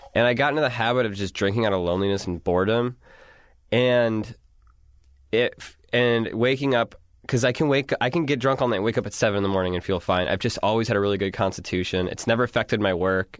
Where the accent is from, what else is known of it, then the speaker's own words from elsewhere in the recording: Wisconsin, United States; I'm from Wisconsin